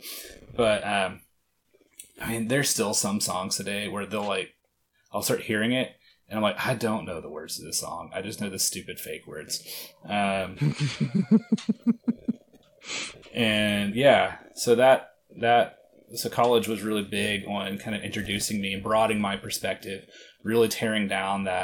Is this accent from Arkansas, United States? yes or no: yes; Arkansas, United States; moved away as an adult; also born or lived in Boston, Massachusetts; I'm from Arkansas